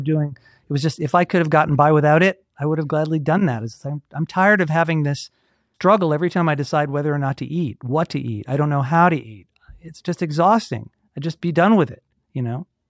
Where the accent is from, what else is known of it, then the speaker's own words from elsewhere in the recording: Atlanta, Georgia, United States; I grew up in Atlanta. I've been here my whole